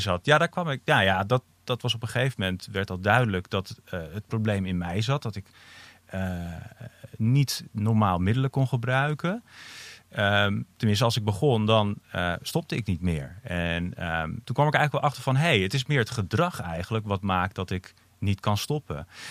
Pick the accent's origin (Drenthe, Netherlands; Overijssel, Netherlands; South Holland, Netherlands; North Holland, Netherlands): North Holland, Netherlands; Amsterdam; ik, ik ben dus uh, opgegroeid in Amsterdam ook. mijn ouders kwamen naar Amsterdam toen ik vier was.